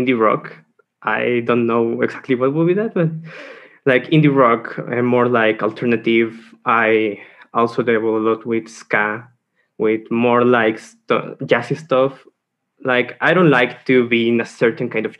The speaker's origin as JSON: {"language": "English", "region": "San Luis Potosí", "country": "Mexico", "said": "I'm from San Luis Potosí"}